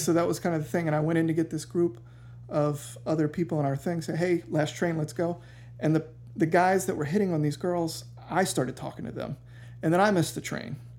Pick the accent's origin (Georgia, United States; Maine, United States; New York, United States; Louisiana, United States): Georgia, United States; Savannah; I grew up here in Savannah.